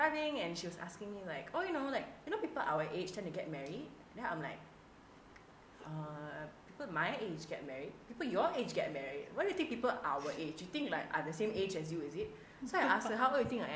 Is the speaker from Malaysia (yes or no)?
yes; Malaysia